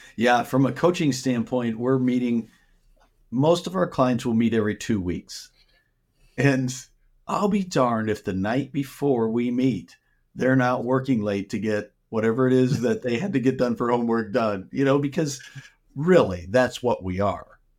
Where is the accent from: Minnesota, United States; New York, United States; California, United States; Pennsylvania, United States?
Minnesota, United States; moved away as an adult; now in Arizona, United States; I grew up in Minnesota, and I spent half my life there